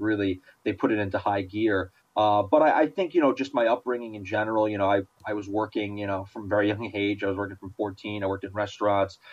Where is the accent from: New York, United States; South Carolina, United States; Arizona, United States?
New York, United States; growing up in New York